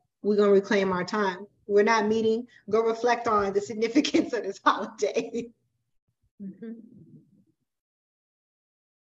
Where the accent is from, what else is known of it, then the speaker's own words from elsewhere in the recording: Florida, United States; moved away; I'm originally from Florida